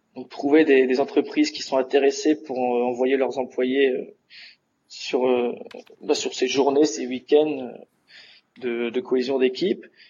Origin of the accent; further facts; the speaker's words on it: Dunkirk, Hauts-de-France, France; Je suis originaire de Dunkerque